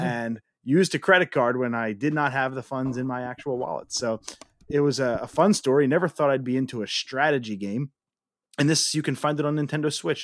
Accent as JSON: {"language": "English", "region": "Northeast", "country": "United States", "tie": "born or raised there", "said": "We, we were spoiled growing up in the Northeast, man. I mean, we still live in the Northeast"}